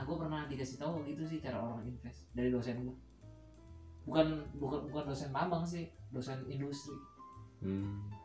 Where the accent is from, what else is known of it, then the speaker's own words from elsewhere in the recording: Semarang, Central Java, Indonesia; gue kan asli Semarang aslinya